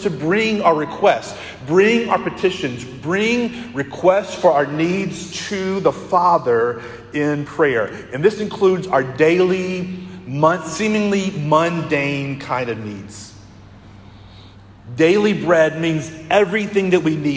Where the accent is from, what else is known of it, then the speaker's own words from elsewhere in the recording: Conway, United States; I grew up in Conway